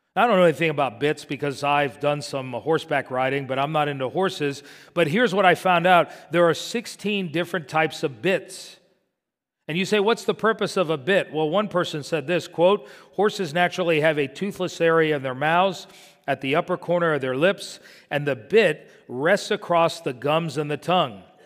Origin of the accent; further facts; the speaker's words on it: Miami, Florida, United States; when I was growing up in Miami